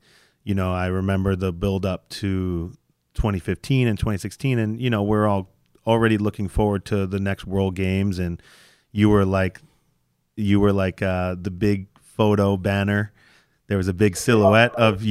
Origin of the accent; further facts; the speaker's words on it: United States; as American lifters